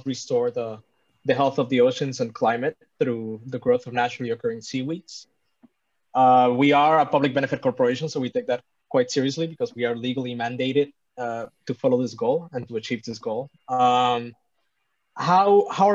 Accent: Puerto Rico; I'm from Puerto Rico

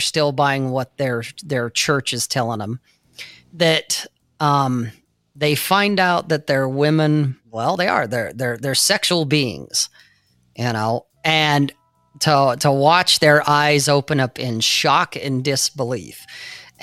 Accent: Salt Lake City, Utah, United States; where I grew up in Salt Lake, where this is an LDS or Latter-day Saint or a Mormon culture.

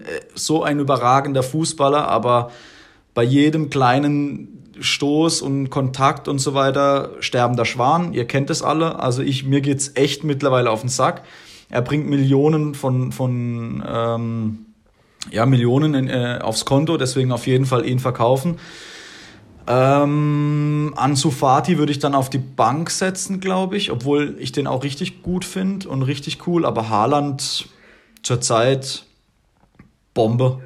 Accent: Germany; ich als Deutsche, ich als Deutscher

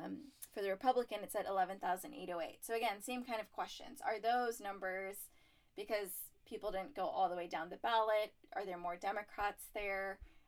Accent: Collin County, Texas, United States; I grew up in the Collin County area

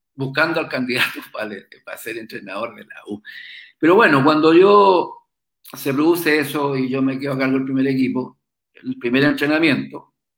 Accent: Chile; yo me crié ahí en el puerto, en los barcos

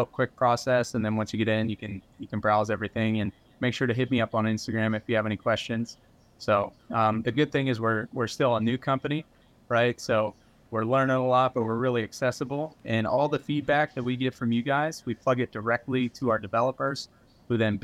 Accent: Pennsylvania, United States; also born or lived in Houston, Texas; now in South Carolina, United States; I grew up in Pennsylvania, had a bunch of hardwood trees and like the mountains. I grew up in the Appalachian Mountains.

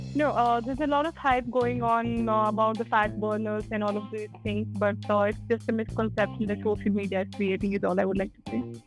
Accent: India; as an Indian, uh, we eat chapatis, dal, chawal, paneer, dosa, and all of those things

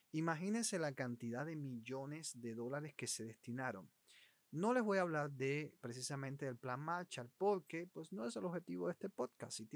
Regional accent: Cuba; Yo soy de … y quiero invitarte en los próximos minutos a que compartas conmigo estas historias, anécdotas y también noticias actualizadas sobre Cuba

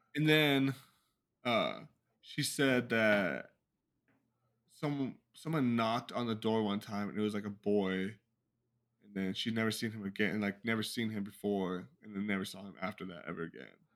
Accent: California, United States; I was born in California.

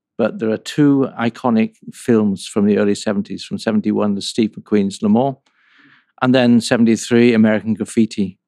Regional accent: North England, United Kingdom; moved away; also born or lived in Sheffield / Coventry; I grew up in North England

